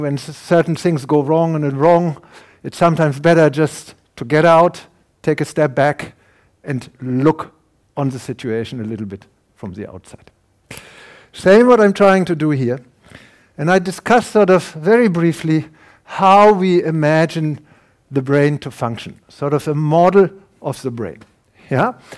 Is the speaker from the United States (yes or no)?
no; Germany; accent: German; English is a second language; now in Canada; my German accent, I'm a German, I can't hide that. No, long, no matter how long I will live in Canada, they will recognize me.